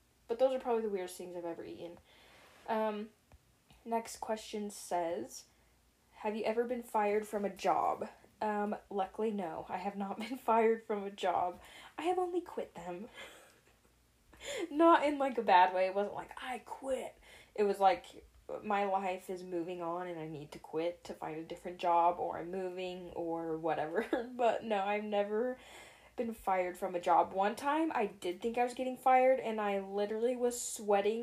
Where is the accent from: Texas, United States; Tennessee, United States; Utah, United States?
Utah, United States; Wellsville; moved away; also born or lived in Ogden, Utah / Layton, Utah; pretty much my whole life, I grew up in Wellsville. So I'm from the good old Hicktown, Wellsville.